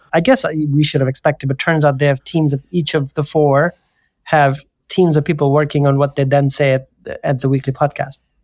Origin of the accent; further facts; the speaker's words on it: India; moved away; I come from India